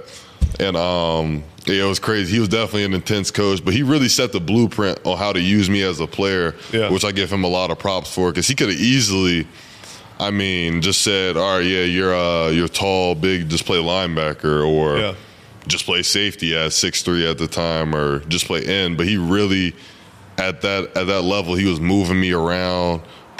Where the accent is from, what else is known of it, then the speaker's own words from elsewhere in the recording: Olathe, Kansas, United States; We're both from the same city. We're both from Olathe